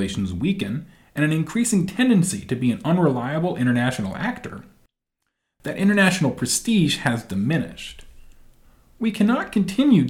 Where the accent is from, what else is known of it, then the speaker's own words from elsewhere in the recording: United States; as an American